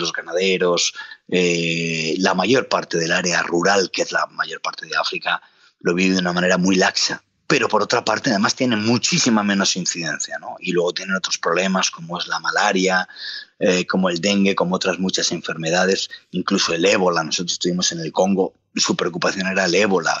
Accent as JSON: {"language": "Spanish", "town": "Palencia", "region": "Castile and León", "country": "Spain", "tie": "born or raised there", "also_born_or_lived": "Madrid", "said": "Palencia, ¿no? Que es, que es donde yo nací"}